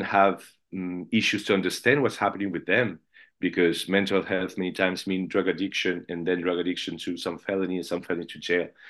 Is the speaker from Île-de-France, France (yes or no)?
yes; Paris, Île-de-France, France; I'm from Paris